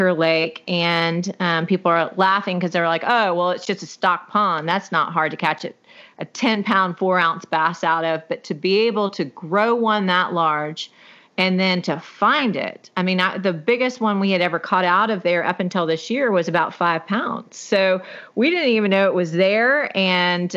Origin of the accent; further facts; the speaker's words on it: Houston, Texas, United States; also born or lived in Navasota, Texas; I'm from Houston, Texas, but my parents in the late 70s bought a piece of property right outside of Houston.